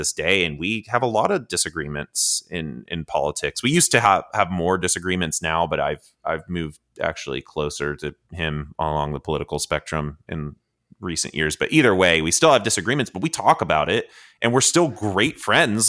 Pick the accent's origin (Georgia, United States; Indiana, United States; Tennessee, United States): Georgia, United States; I grew up in Georgia